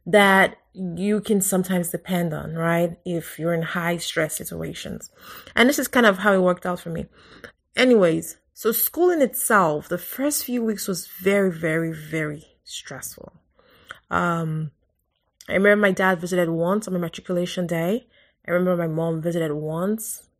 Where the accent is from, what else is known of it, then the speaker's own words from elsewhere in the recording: Lagos, Nigeria; moved away as an adult; now in United States; I grew up in Lagos. I was born in Lagos